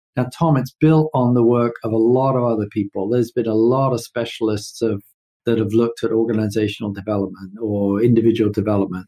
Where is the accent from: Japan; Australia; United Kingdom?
United Kingdom; London; moved away as an adult; also born or lived in New York; now in United States; I'm way east of Houston, being born and raised in London